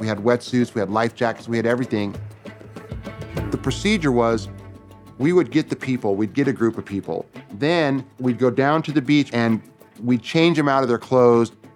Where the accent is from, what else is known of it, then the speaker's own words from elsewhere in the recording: Tooele, Utah, United States; I was born in Utah in a town called Tooele